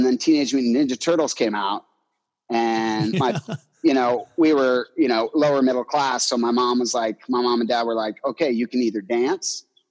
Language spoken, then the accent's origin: English; Annandale, Virginia, United States; I grew up in Annandale, Virginia, which is a little suburb of DC. It's like 10 minutes outside of DC.